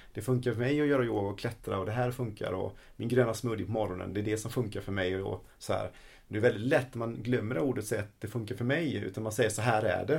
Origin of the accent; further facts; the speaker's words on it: Sweden; vi svenskar